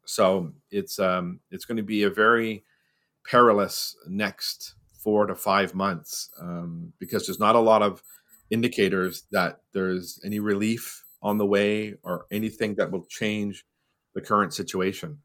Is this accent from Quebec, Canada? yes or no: yes; Montreal, Quebec, Canada; also born or lived in Ottawa / Barbados (ancestry); now in New Brunswick, Canada; I'm originally from Montreal